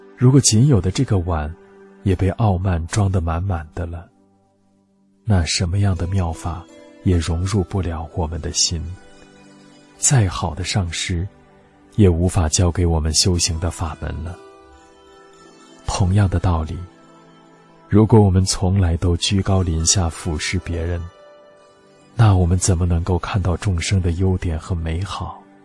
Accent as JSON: {"language": "Chinese", "region": "Tibet", "country": "China", "moved": "yes", "said": "我说我从西藏来"}